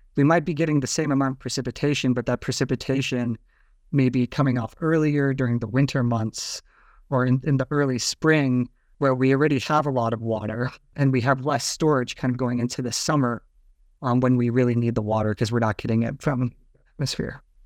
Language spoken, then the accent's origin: English; Pocatello, Idaho, United States; I grew up in Pocatello, Idaho